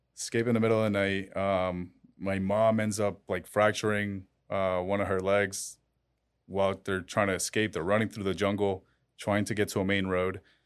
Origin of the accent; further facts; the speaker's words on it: Colombia; now in Miami, United States; I was born in Colombia